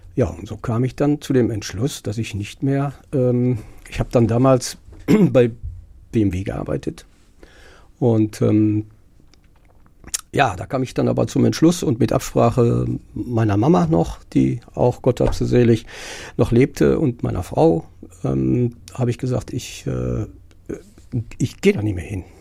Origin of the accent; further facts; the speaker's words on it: Herne, North Rhine-Westphalia, Germany; ich fühle mich auch als Wanne Eickeler, geboren in Wanne Eickel